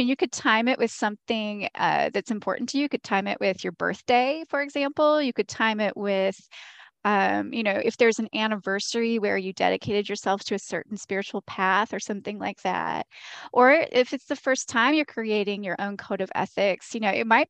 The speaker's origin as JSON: {"language": "English", "region": "the South", "country": "United States", "said": "Because I'm from the Southern United States, there is a lot of there are differences between these traditions."}